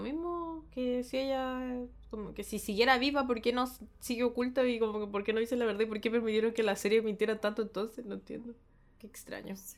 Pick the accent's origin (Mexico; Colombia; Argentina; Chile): Chile; now in Japan; Soy chilena. Soy realmente chilena